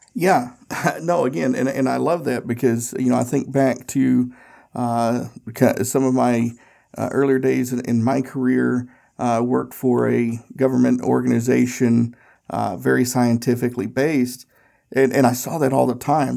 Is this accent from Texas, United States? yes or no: no; Tennessee, United States; now in Indianapolis, United States; I grew up in Tennessee and I now live in Indianapolis